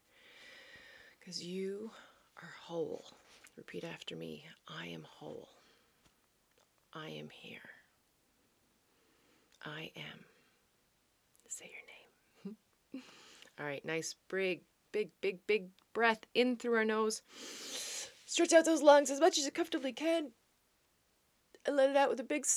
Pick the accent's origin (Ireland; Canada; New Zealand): Canada; Newfoundland and Labrador; also born or lived in Netherlands; now in New Brunswick, Canada; I used to say I'm a Newfoundlander and Canadian coming to you from the Netherlands, but not anymore because we moved back to Canada. And of course, we are now in New Brunswick.